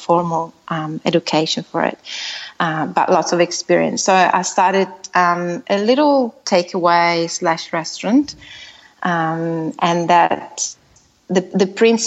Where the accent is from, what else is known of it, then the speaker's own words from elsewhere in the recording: Italy; moved away as an adult; now in Australia; I'm originally from Italy, as you said, and I moved to Australia about 10 years ago